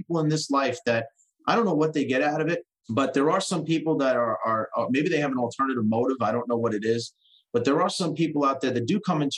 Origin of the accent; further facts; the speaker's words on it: New Jersey, United States; I was born in New Jersey